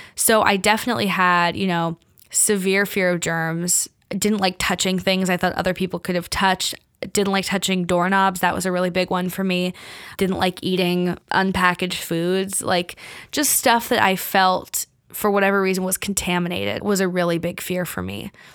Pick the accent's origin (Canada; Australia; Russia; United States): United States; Bay Area, California; moved away as an adult; now in New York, United States; I grew up in California